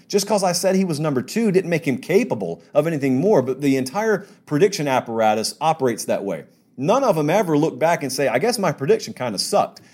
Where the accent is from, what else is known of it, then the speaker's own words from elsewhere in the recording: West Central Georgia, United States; I grew up in West Central Georgia